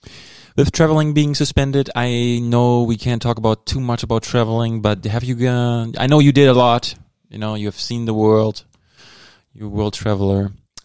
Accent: Germany; accent: German; moved away; That's my German accent.

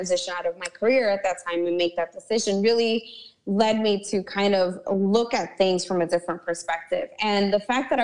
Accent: New York City, New York, United States; also born or lived in Hoboken, New Jersey; I was actually raised in Brooklyn, New York. I was born in Hoboken, New Jersey, across the river

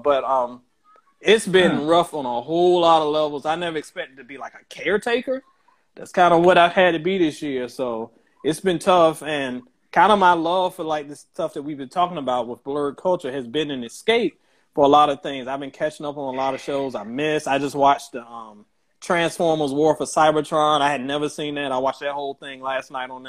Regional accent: Virginia, United States; now in Birmingham, United States; I'm originally from Virginia, so my family members back home

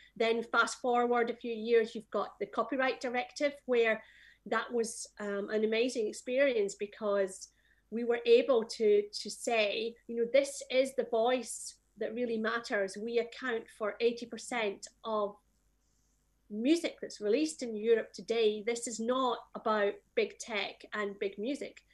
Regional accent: Scotland, United Kingdom; I am from Scotland

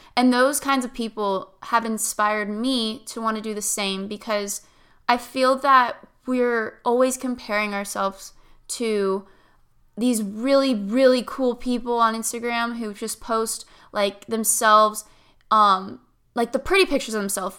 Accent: Tampa, Florida, United States; also born or lived in Stuart, Florida; My hometown is Tampa, Florida

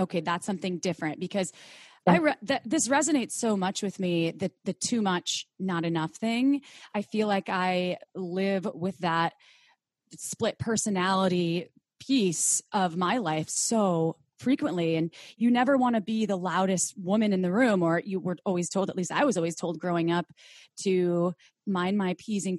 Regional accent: Midwest, United States; I grew up in the Midwest, conservative.

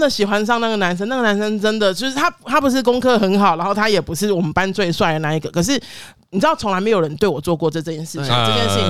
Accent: Kaohsiung, Taiwan; 我是高雄人，

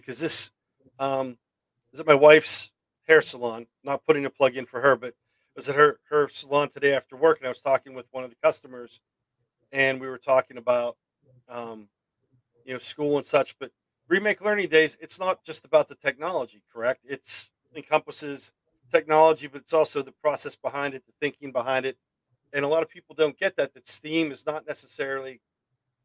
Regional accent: Pittsburgh, Pennsylvania, United States; growing up around Pittsburgh and being able to, you know, work in the area and living around here

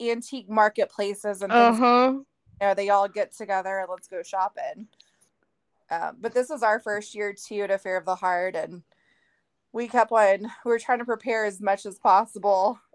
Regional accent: Texas, United States; moved away; we're from Texas

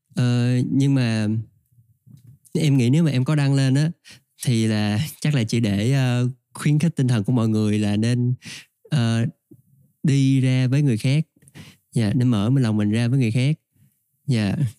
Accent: Trà Vinh, Vietnam; moved away; quê mình ở trà vinh

